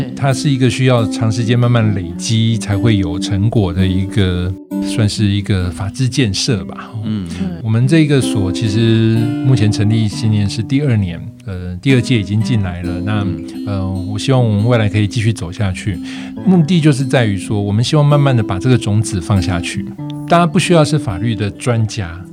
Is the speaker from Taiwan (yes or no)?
yes; Taiwan; also born or lived in Germany; 我自己作为一个客家人